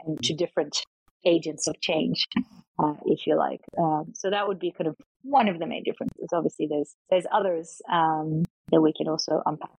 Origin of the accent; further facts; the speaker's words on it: Australia; moved away as an adult; also born or lived in Latvia / Melbourne, Australia; now in Thailand; raised uh, kind of ethnically sort of Eastern European uh, Russian, um, which I still speak uh, today, uh, but moved to Australia. So I grew up in Australia